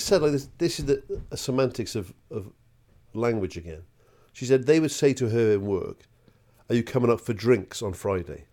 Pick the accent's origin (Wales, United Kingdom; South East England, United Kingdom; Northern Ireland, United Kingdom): Wales, United Kingdom; Welsh; a Welsh bloke